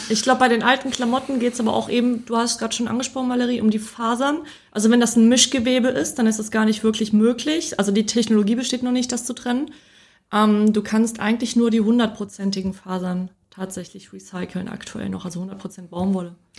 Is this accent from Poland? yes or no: yes; Poland; moved away; ich bin ja in Polen geboren und aufgewachsen.